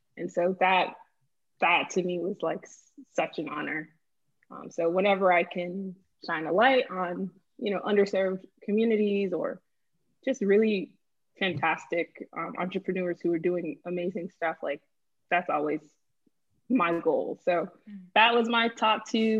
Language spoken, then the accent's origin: English; Boston, Massachusetts, United States; moved away as an adult; also born or lived in Miami, Florida; now in Lisbon, Portugal; I'm originally from Boston, Massachusetts, was born in Miami, Florida. My parents are from Haiti